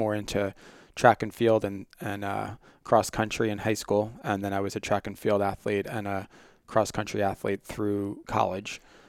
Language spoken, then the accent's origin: English; New York, United States; I grew up on Long Island and played football from when I was